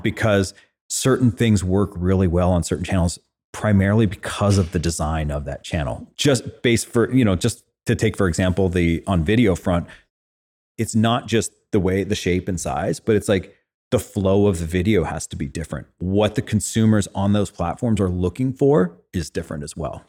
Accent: Fresno, California, United States; I grew up in Fresno, California

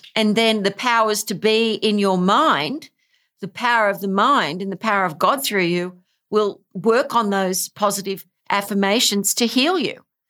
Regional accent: Australia; I am from Australia.

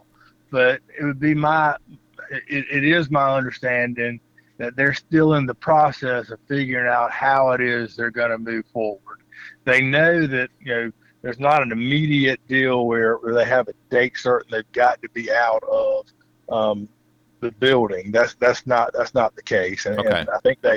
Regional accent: Lake City, South Carolina, United States; now in West Columbia, United States; I grew up in Lake City

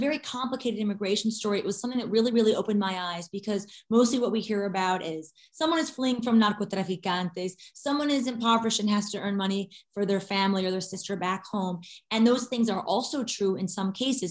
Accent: Detroit, Michigan, United States; my hometown of Detroit

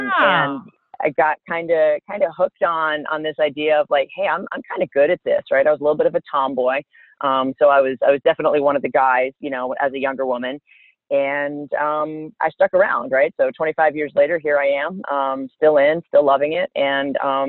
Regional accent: Central Maine, United States; moved away as an adult; I'm originally from Central Maine, so not the boat shoes and lobsters part of Maine, but the bear hunting part of Maine.

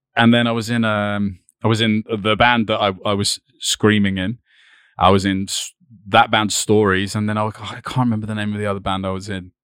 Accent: East Preston, South East England, United Kingdom; also born or lived in Brighton; I was born just a little bit out of Brighton, so I'm, like, thirty minutes away from here, like, near, eh, next to this place called East Preston and Rustington, which is, like, a really small village

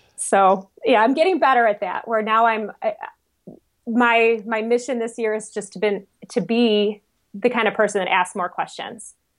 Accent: Michigan, United States; I'm from Michigan

